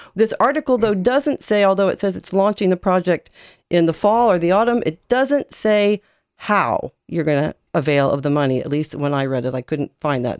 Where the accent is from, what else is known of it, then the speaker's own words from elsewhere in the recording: United States; now in Ireland; as an American